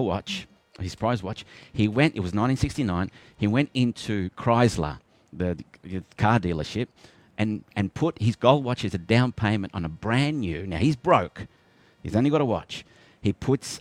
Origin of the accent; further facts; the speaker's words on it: Melbourne, Victoria, Australia; I was born in Melbourne